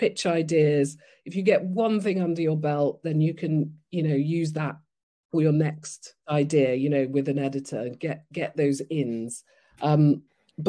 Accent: Nigeria; moved away; I grew up in Nigeria, and then I went to basically a not so good state school

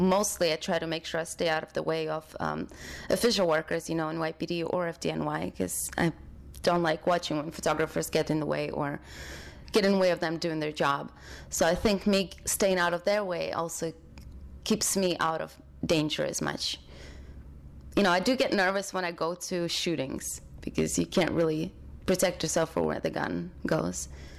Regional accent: London, United Kingdom; also born or lived in Ukraine / Oxford; now in New York, United States; I was born in Ukraine and grew up in London, Oxford first, then London, then I moved to LA, and then I moved to New York.

